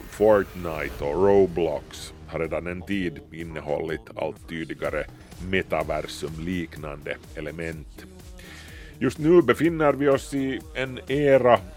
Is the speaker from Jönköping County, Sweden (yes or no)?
no; Malmö, Skåne, Sweden; Välkomna till Malmö. Min hemstad i verkligheten och i Second Life.